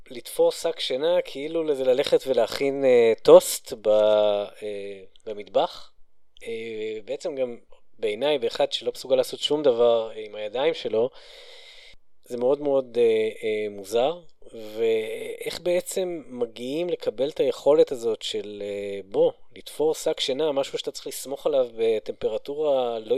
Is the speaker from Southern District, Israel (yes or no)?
no; Northern District, Israel; אני, אני גדלתי ביישוב בצפון